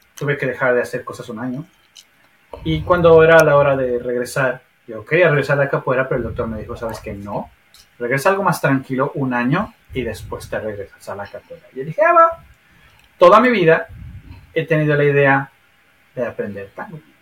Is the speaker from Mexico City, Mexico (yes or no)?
yes; Mexico City, Mexico; moved away as an adult; also born or lived in Sheffield; now in Trondheim, Norway; cuando yo dejé México, la Ciudad de México, éramos 26 millones